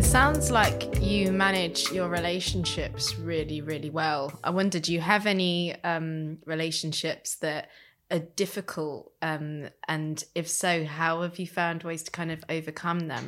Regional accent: Leicester, East Midlands, United Kingdom; moved away; where I'm from in Leicester, there was quite a big indie scene

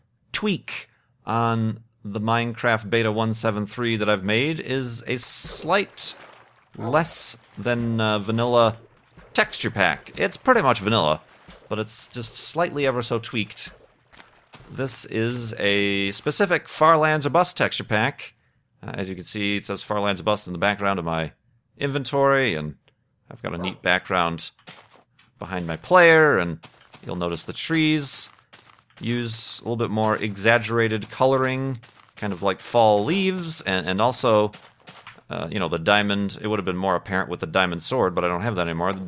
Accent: Chicago, Illinois, United States; moved away; I'm from Chicago. That's kind of an identifying factor for me.

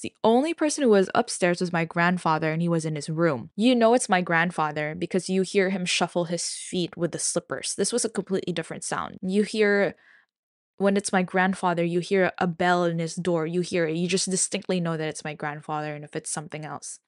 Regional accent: Manila, Metro Manila, Philippines; I'm from Manila

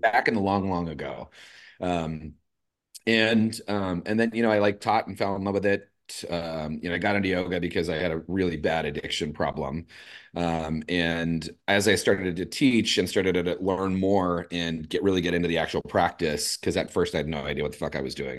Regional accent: Los Angeles, California, United States; moved away as an adult; also born or lived in San Diego; now in San Francisco, United States; I'm originally from East L

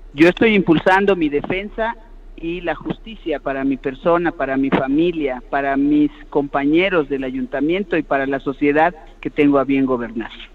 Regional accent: Yucatán, Mexico; yo soy una yucateca cariñosa

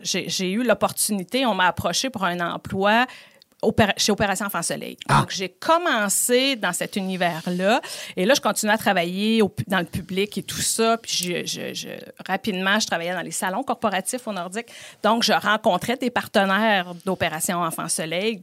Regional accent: Beauport, Quebec, Canada; je suis originaire de Beauport

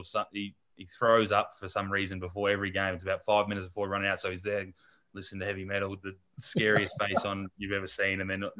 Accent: Australia; now in Los Angeles, United States

